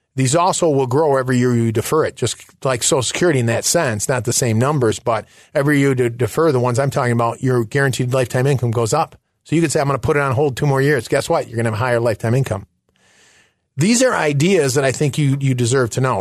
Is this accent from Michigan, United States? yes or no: yes; Michigan, United States; moved away; also born or lived in Chicago; I'm originally from Michigan